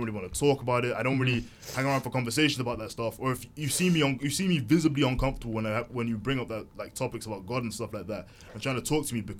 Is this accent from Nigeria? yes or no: yes; Nigeria; I've just happened to have told you I'm also Nigerian.